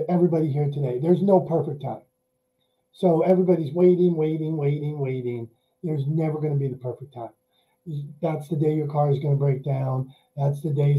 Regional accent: Pittsburgh, Pennsylvania, United States; I'm from Pittsburgh, Pennsylvania

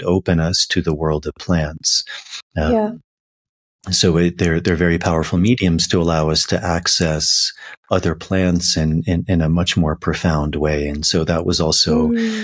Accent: Virginia, United States; I'm from the United States and I grew up in Virginia

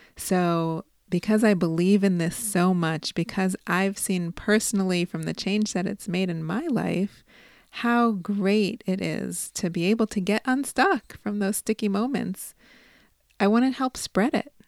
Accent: Chicago, Illinois, United States; I'm from Chicago

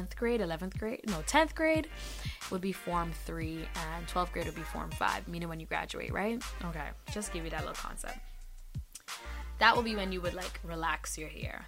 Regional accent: Grenada; moved away; I grew up in Grenada in the Caribbean

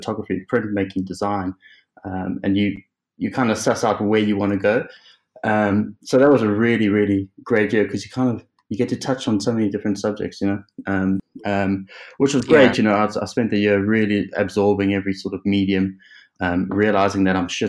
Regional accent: South Africa; moved away as an adult; also born or lived in Cape Town / Liverpool; now in England; I was born in South Africa, as you can probably tell by this unfortunate accent

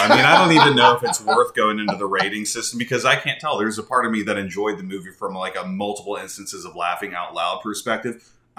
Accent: North Carolina, United States; I'm from North Carolina.

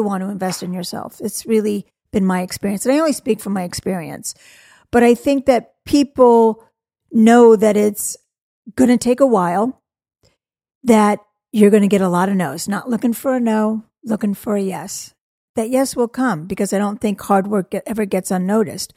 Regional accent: Malibu, California, United States; I grew up in Malibu, California

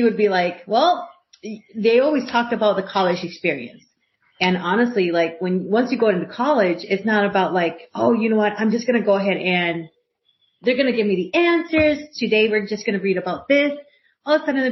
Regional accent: Puerto Rico; moved away; I grew up in Puerto Rico, and I graduated from high school there.

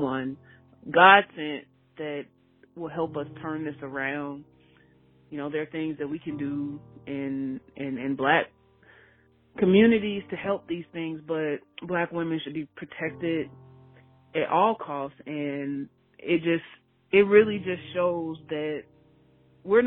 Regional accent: Chicago, Illinois, United States; I'm from Chicago

